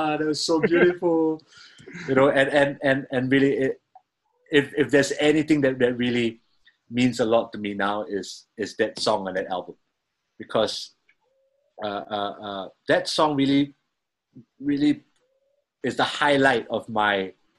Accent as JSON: {"language": "English", "country": "Singapore", "said": "I'm a drummer from Singapore"}